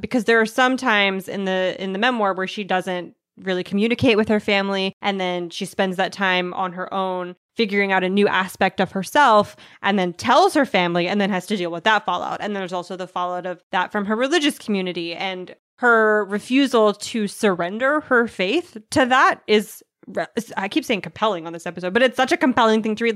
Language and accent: English; United States; I'm an American